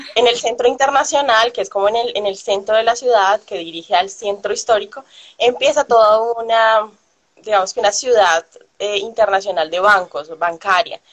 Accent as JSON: {"language": "Spanish", "country": "Colombia", "moved": "as an adult", "said": "salí de Colombia"}